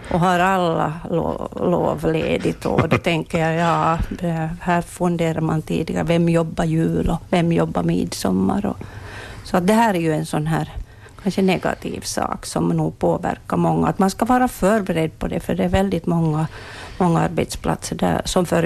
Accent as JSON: {"language": "Swedish", "area": "Munsala", "region": "Ostrobothnia", "country": "Finland", "tie": "born or raised there", "said": "Jag är född i Månsal."}